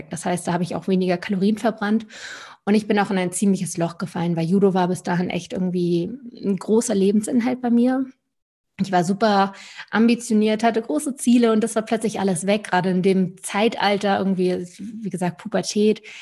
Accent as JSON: {"language": "German", "town": "Lübeck", "region": "Schleswig-Holstein", "country": "Germany", "also_born_or_lived": "Stuttgart", "said": "Also bin ich einmal vom ganz aus dem Norden, wo ich herkomme, von der Ostsee aus Lübeck komme ich"}